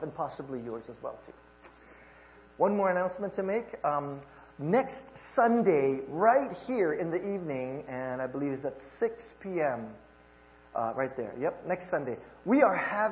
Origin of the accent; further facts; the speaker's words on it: Hawaii, United States; moved away; I'm from Hawaii